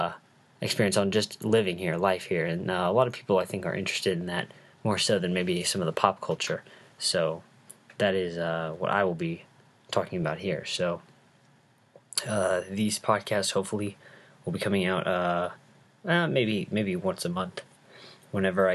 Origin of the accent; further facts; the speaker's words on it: Texas, United States; moved away as an adult; now in Takarazuka, Japan; I am originally from Texas, and I am currently living here as a student at Kwanzai Gakuin University